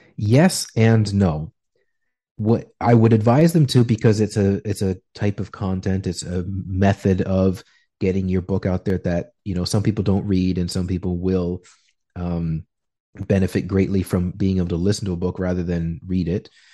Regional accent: Canada; moved away as an adult; now in Peru; just Canadian

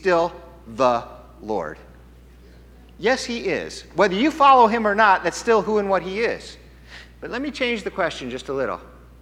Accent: United States

